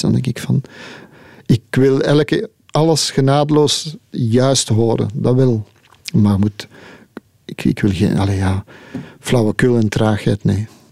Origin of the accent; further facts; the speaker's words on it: Leuven, Flanders, Belgium; ik ben van Leuven, dus ik ben thuis in Leuven